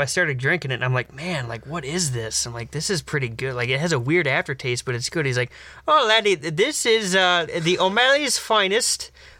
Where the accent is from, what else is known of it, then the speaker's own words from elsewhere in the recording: United States; even though I am American, I am of Irish heritage and descent.